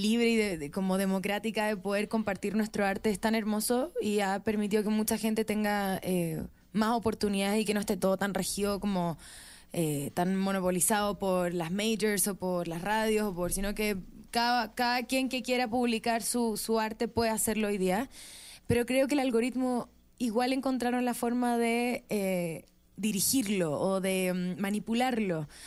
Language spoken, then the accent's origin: Spanish; Viña del Mar, Valparaíso, Chile; Sí, soy de Viña.